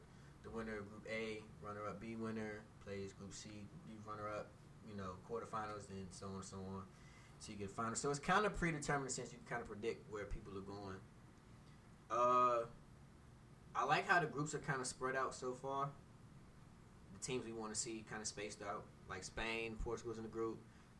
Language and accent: English; Costa Rica; I kind of that's my home country.